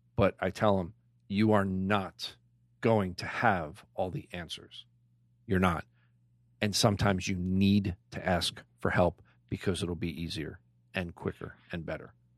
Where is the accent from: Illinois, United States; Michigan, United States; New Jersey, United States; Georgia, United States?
New Jersey, United States; Clark; I grew up in Clark, so I was a white boy coming into Elizabeth